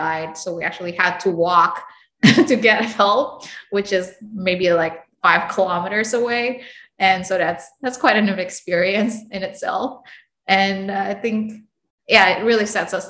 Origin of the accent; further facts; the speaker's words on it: Indonesia; moved away; also born or lived in United States; I grew up in Indonesia and then the US, and then now here